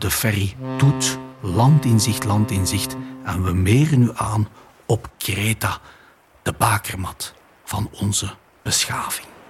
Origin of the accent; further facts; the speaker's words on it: Flanders, Belgium; Wij komen uit België. Wij zijn Vlamingen op tour door de Middellandse Zee.